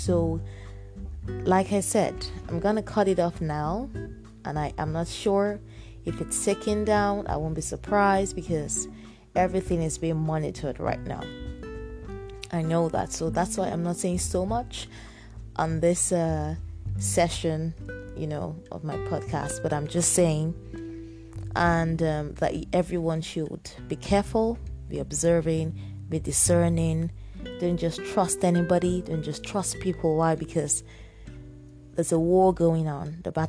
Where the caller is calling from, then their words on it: Nigeria; I'm speaking from Nigeria right now, and there is food shortage.